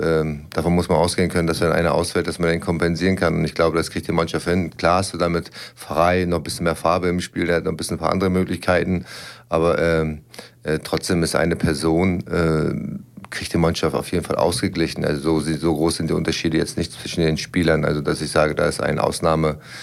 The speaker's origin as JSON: {"language": "German", "town": "Lübeck", "region": "Schleswig-Holstein", "country": "Germany", "tie": "born or raised there", "moved": "as an adult", "lives_now": "Braunschweig, Germany", "said": "ich kam damals aus meiner Heimatstadt, habe eine neue Heimat kennengelernt"}